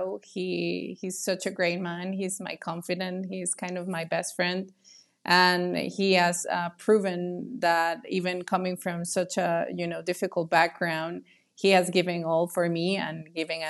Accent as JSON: {"language": "English", "country": "Mexico", "said": "I'm so Mexican."}